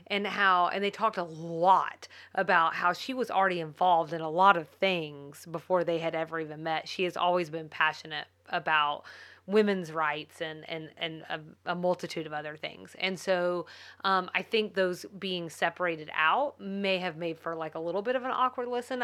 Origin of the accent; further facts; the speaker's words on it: United States; as an American